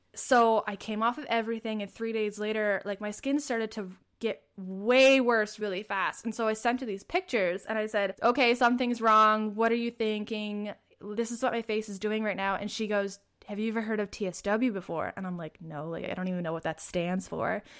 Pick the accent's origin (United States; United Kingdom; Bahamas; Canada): Canada; Prince Edward Island; I am from Prince Edward Island, Canada